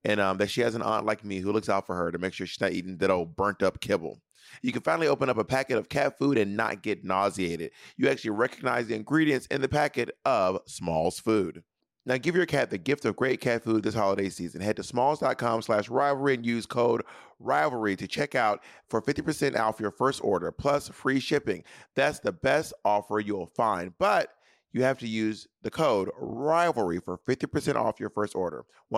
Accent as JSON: {"language": "English", "town": "Columbus", "region": "Georgia", "country": "United States", "tie": "born or raised there", "also_born_or_lived": "Atlanta, United States / Corinth, United States / Phoenix, United States / Alabama, United States"}